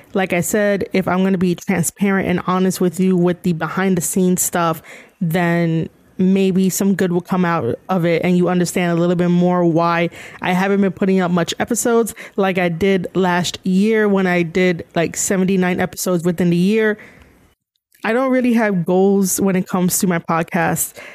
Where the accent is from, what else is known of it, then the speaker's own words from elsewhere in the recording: New York City, New York, United States; born and raised in New York City